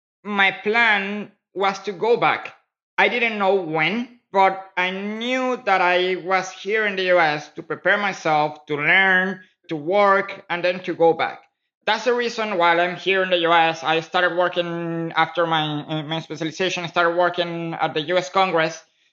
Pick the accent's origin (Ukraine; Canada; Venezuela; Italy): Venezuela; When Chavez came to power, I was 8 years old. So the majority of my experience from before Ch